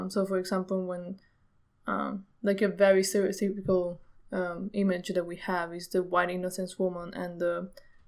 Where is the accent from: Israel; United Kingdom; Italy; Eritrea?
Italy; I grew up in Italy. It's a very pretty conservative country